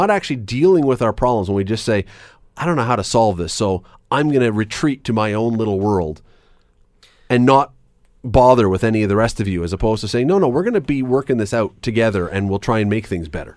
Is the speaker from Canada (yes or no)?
yes; Toronto, Ontario, Canada; moved away as an adult; now in Hamilton, Canada; I grew up in Toronto. I moved here as a young adult